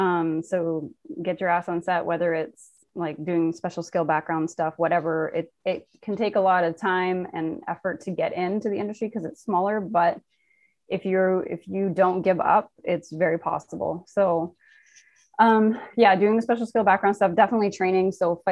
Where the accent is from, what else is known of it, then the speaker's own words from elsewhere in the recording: Nova Scotia, Canada; born there; now in Toronto, Canada; I am Canadian. Yeah. I was born in Nova Scotia and living in Toronto right now.